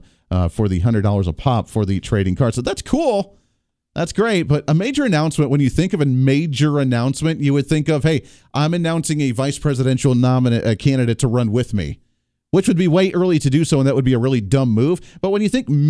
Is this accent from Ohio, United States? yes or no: yes; Ohio, United States; Growing up in Ohio